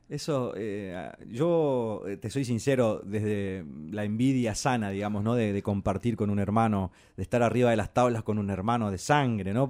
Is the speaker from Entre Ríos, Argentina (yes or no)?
no; Santo Tomé, Corrientes, Argentina; moved away; en la costa del río Uruguay, allá en mi pueblo